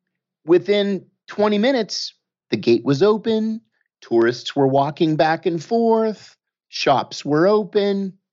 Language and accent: English; United States; as an American